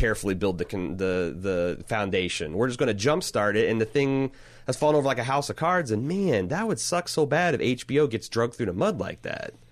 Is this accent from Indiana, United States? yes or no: yes; Indiana, United States; the small towns I grew up in Indiana